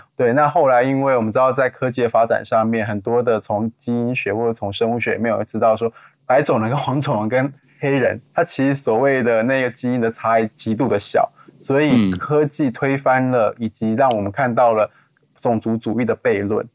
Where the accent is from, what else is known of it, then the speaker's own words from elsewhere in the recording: Taiwan; 我们台湾人民要改变